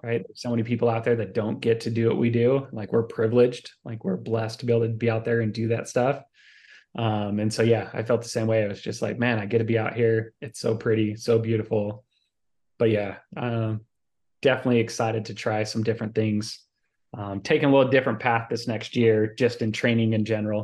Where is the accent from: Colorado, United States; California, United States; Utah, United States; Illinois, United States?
Utah, United States; Salt Lake City; moved away; I'm originally from Salt Lake City, Utah